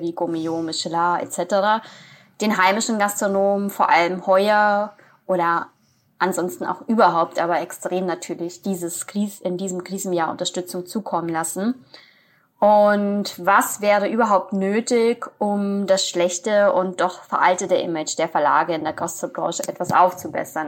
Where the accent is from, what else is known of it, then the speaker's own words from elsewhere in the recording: Frankfurt am Main, Hesse, Germany; als Frankfurter